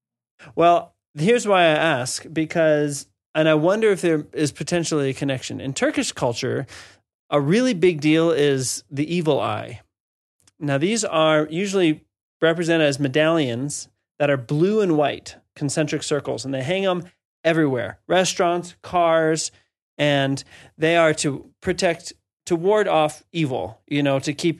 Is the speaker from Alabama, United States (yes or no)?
no; Washington, District of Columbia, United States; I'm from the East Coast, from D.C.